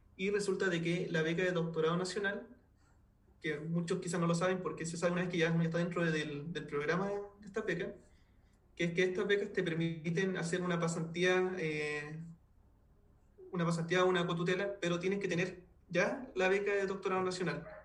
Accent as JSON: {"language": "Spanish", "country": "Chile", "also_born_or_lived": "Spain", "moved": "as an adult", "lives_now": "Germany", "said": "yo como chileno"}